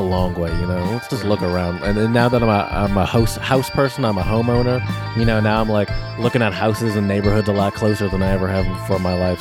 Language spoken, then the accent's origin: English; Clarkston, Michigan, United States; I roughly grew up around here back when I was a kid. I grew up in Clarkston.